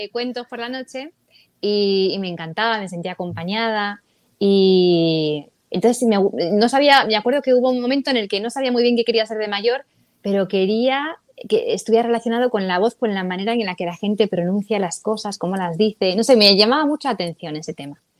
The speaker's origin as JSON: {"language": "Spanish", "town": "Madrid", "region": "Community of Madrid", "country": "Spain", "tie": "born or raised there", "moved": "as an adult", "lives_now": "Los Angeles, United States", "said": "Crecí allí, allí estudié periodismo, eh, empecé también con la música, bueno, y a los 24"}